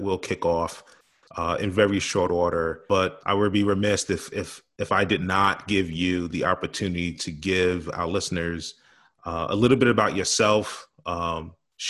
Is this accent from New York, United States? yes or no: yes; New York City, New York, United States; growing up in New York City